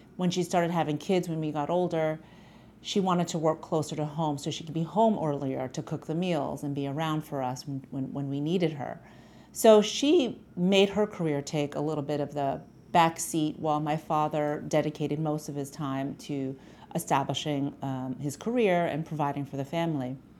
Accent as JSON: {"language": "English", "town": "New York City", "region": "New York", "country": "United States", "tie": "born or raised there", "said": "my parents migrated from the Philippines to Astoria in Queens in New York City."}